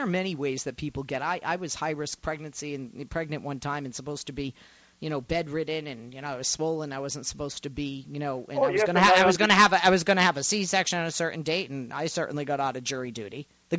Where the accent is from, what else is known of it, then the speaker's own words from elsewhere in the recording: Massachusetts, United States; my home state of Massachusetts.